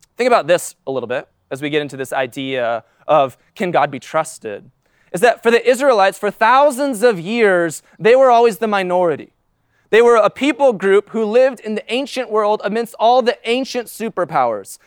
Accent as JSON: {"language": "English", "country": "United States", "said": "as an American in two thousand nineteen"}